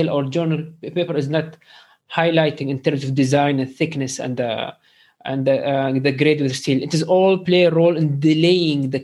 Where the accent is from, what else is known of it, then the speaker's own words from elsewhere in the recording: Sharjah, United Arab Emirates; I am from Sharjah